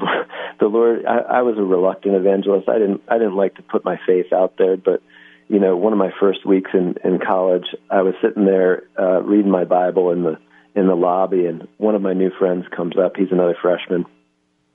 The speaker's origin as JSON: {"language": "English", "town": "Philadelphia", "region": "Pennsylvania", "country": "United States", "tie": "born or raised there", "said": "I'm from Philadelphia, so I actually went to high school at Lower Merion High School"}